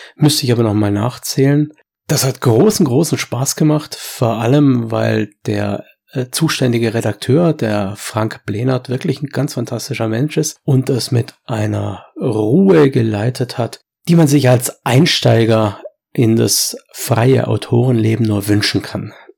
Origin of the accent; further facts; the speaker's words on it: Swabia, Germany; bei uns im Schwabenland